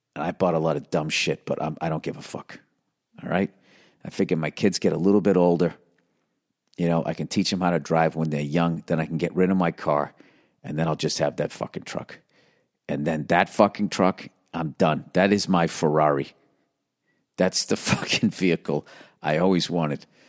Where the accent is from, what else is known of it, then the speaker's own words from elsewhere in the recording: East Coast, United States; I grew up on the East Coast and we had Nor'easters